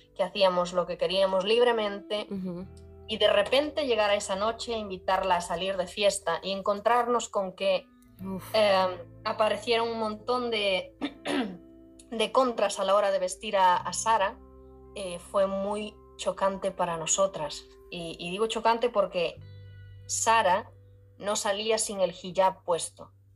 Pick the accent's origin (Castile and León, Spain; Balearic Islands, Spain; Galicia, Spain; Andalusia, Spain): Galicia, Spain; moved away as an adult; also born or lived in Ireland; Yo soy de España, concretamente de Galicia. Y crecí en el campo